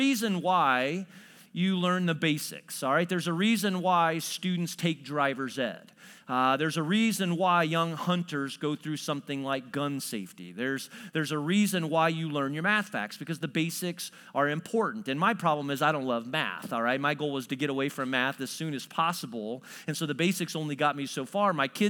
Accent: New Berlin, Illinois, United States; I was telling you a little bit about the fact that I grew up near New Berlin, Illinois.

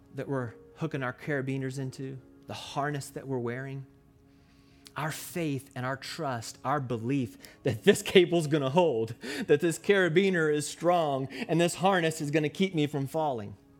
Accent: Louisville, Kentucky, United States; I was born and raised in Louisville, Kentucky

